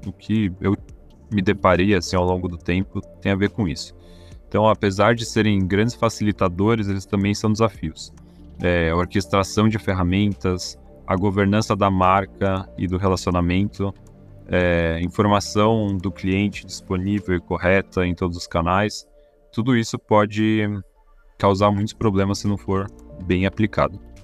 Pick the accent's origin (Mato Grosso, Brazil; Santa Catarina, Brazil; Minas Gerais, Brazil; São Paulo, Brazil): São Paulo, Brazil; como paulista